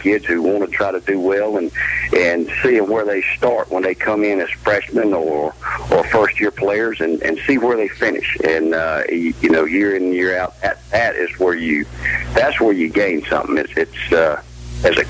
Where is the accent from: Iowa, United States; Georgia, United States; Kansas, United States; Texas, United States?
Georgia, United States; Augusta; moved away as an adult; now in Effingham County, United States; I grew up in the Augusta area, Martinez, Evans